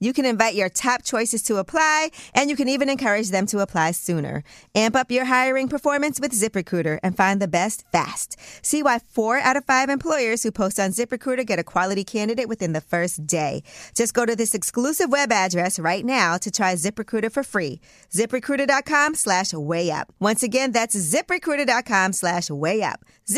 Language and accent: English; Brooklyn, New York, United States; because I'm from Brooklyn.